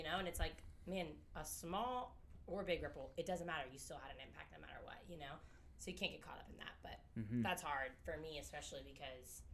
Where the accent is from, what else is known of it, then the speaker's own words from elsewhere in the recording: Northern Kentucky, United States; moved away as an adult; now in Bowling Green, United States; I'm from Northern Kentucky